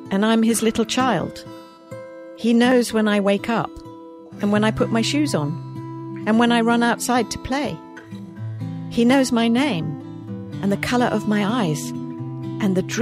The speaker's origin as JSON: {"language": "English", "country": "United Kingdom", "accent": "British", "said": "I might. If I was really trying to be very British, I would say I should like to have a sandwich."}